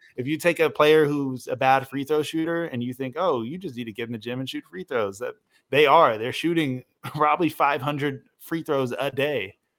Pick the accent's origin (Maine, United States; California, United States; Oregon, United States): Oregon, United States; Portland; I grew up in Portland, and I got to grow up around Blazers fans